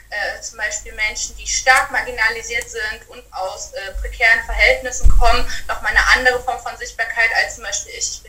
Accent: Germany; ich komme aus Deutschland, als Deutsche fühlt

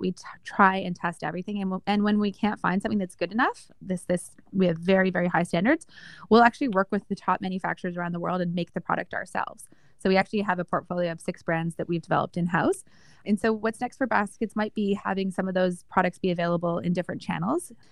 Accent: Calgary, Alberta, Canada; moved away as an adult; also born or lived in Toronto / Kingston / Boston; I was born and raised in Calgary, Alberta

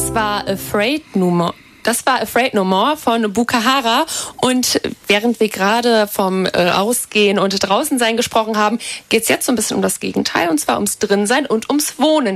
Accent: Bad Fallingbostel, Lower Saxony, Germany; moved away as an adult; now in Lüneburg, Germany; in meiner Heimatstadt gibt es genau 12.107 Einwohner

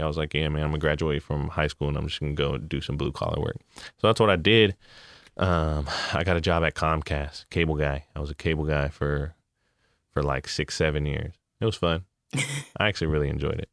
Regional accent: Hayward, California, United States; I grew up in California

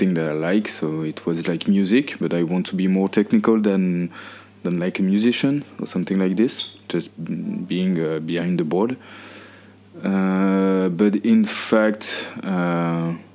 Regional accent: Bayonne, Nouvelle-Aquitaine, France; English is a second language; moved away as an adult; also born or lived in Épinal / Chicago / New York City; now in Paris, France; I was born in Épinal, east of France, near of Germany. But I raised in Bayonne, which is in the southwest of France.

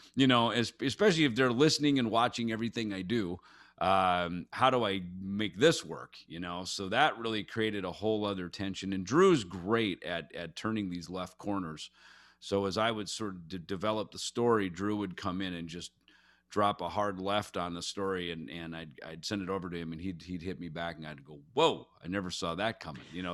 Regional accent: Jackson, Minnesota, United States; I grew up in Jackson, Minnesota

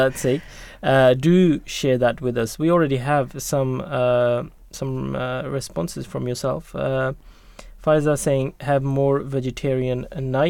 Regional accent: Norway; now in United Kingdom; I was born in Norway and brought up

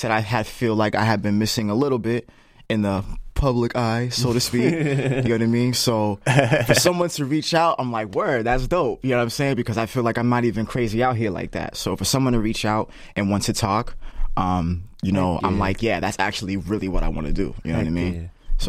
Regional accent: Lynn, Massachusetts, United States; also born or lived in Mattapan; My foundation, my hometown is in Lynn, you know what I'm saying? And Lynn has its own feel, its own vibe.

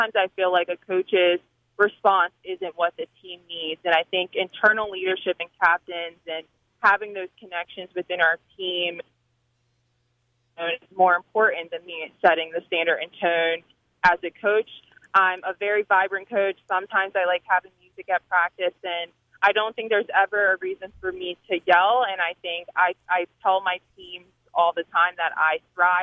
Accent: Delaware, United States; now in Harrisonburg, United States; I grew up in Delaware

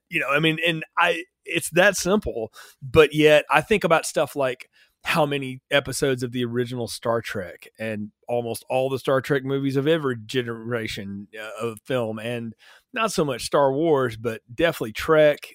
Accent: North Alabama, United States; I grew up in North Alabama

